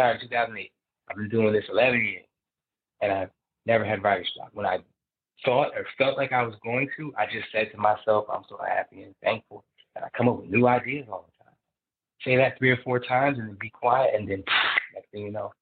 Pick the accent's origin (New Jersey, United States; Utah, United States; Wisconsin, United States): New Jersey, United States; I'm from Jersey